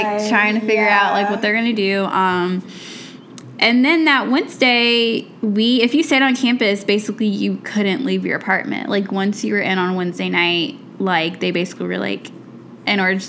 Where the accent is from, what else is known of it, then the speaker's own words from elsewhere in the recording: Atlanta, Georgia, United States; moved away as an adult; also born or lived in Miami; now in Chicago, United States; I grew up in Atlanta, so we don't usually get hit by hurricanes